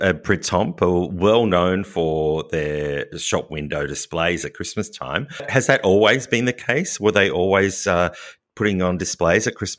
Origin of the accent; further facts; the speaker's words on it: Australia; accent: Australian; my French pronunciations on everything are terribly Australian.